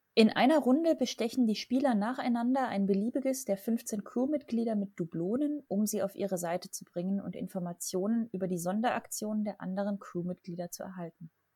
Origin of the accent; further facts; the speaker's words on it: Southern Germany, Germany; ich komme aus Süddeutschland